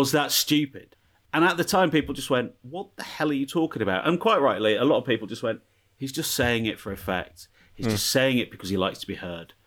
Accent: England, United Kingdom; now in Pasadena, United States; Me and the missus, English

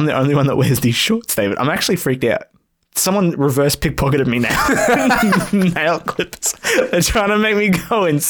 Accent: Queensland, Australia; now in Melbourne, Australia; I was born here. I was raised in Queensland.

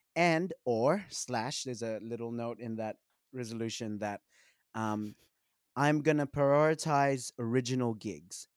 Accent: Sydney, New South Wales, Australia; I grew up in Western Sydney

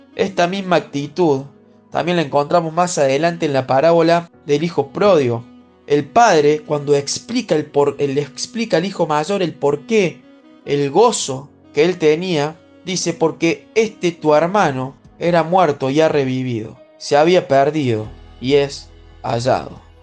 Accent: Paraná, Entre Ríos, Argentina; soy de Paraná Entre Ríos

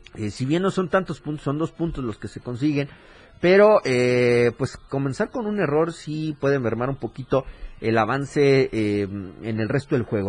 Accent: Mexico; nuestro país

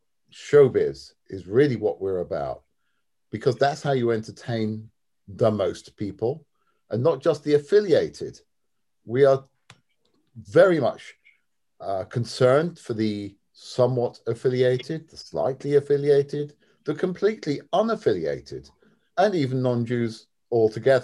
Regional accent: London, United Kingdom; also born or lived in Syracuse, New York; my background is that I am from London, England

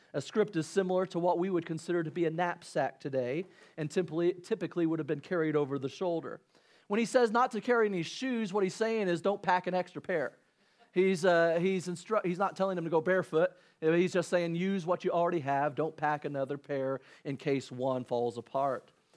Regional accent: Illinois, United States; growing up in Illinois

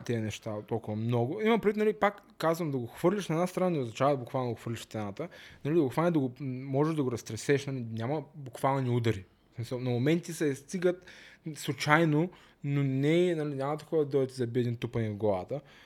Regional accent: Varna, Varna Province, Bulgaria; аз съм си от Варна

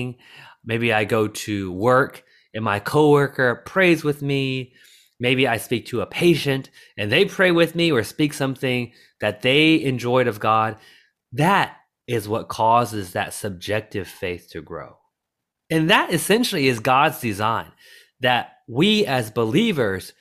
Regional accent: the South, United States; Growing up in the South and watching movies about sports

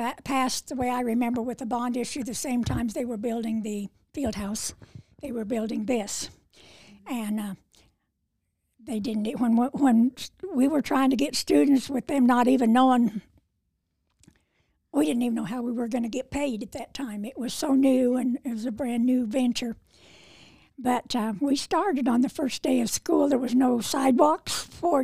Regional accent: Goodland, Kansas, United States; also born or lived in Casper, Wyoming; I was born and raised here in Goodland, and then I lived a short stint, about 7 years, in Casper, Wyoming.

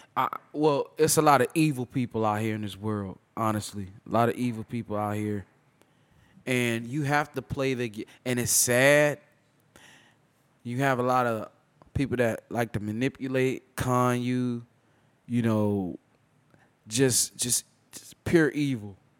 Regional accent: Tampa, Florida, United States; I'm from born and raised in Tampa, the great state of Florida

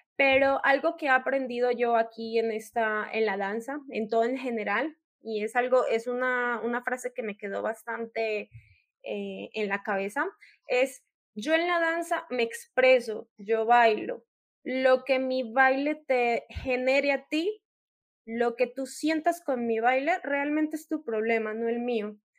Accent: Colombia; moved away as an adult; now in Mexico; yo soy una colombiana que reside acá en México ya hace seis años

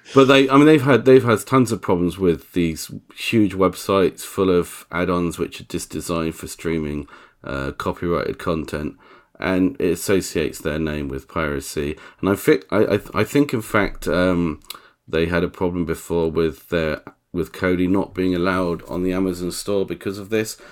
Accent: England, United Kingdom; I'm English.

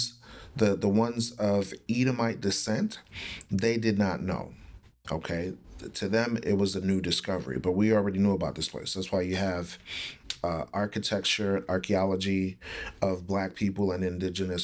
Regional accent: United States; we're American citizens

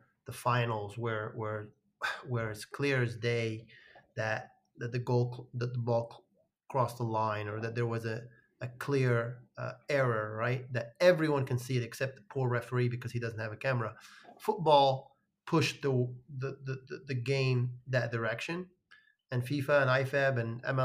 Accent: Morocco; moved away; I grew up in Morocco

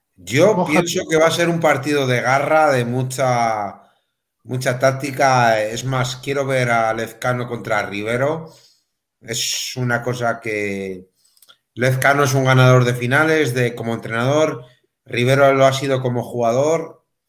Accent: Melilla, Spain; yo que soy de Melilla

